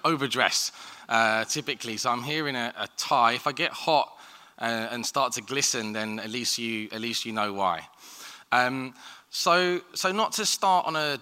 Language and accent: English; London, United Kingdom; I grew up in Southeast London